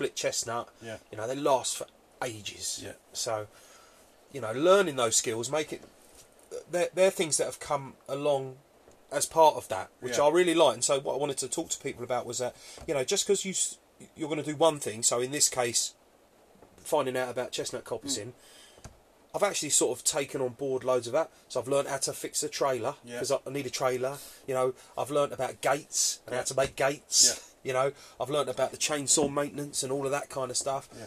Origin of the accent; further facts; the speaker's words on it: Epping, East of England, United Kingdom; I grew up in a wood, you know, in a town, but I grew up in Epping